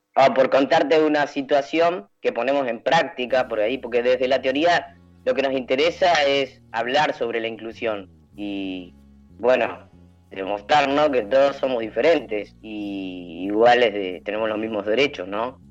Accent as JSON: {"language": "Spanish", "town": "Elisa", "region": "Santa Fe", "country": "Argentina", "said": "yo soy de Elisa, Santa Fe"}